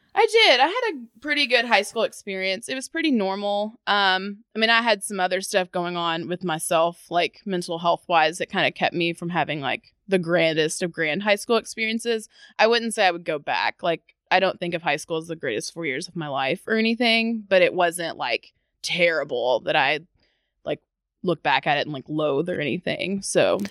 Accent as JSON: {"language": "English", "town": "Louisville", "region": "Kentucky", "country": "United States", "tie": "born or raised there", "said": "I was born in the South End, went to school in the South End for elementary school."}